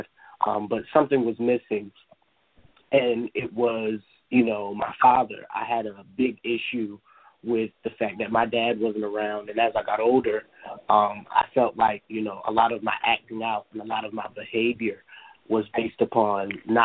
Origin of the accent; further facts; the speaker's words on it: Delaware, United States; I am a youth activist located here in the great state of Delaware. I am a certified life coach, as you stated. I have a lot of different things that I do here in my hometown